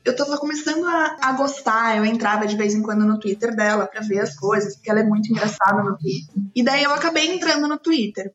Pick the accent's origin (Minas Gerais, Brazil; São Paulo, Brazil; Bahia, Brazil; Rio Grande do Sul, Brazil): São Paulo, Brazil; also born or lived in Presidente Prudente; Eu nasci aqui em São Paulo mesmo. Daí eu morei aqui em São Paulo minha infância inteira e fui para Presidente Prudente.